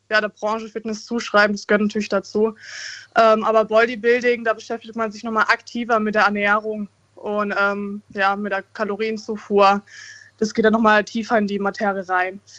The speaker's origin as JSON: {"language": "German", "town": "Frankfurt", "region": "Hesse", "country": "Germany", "said": "Ich komme aus Frankfurt."}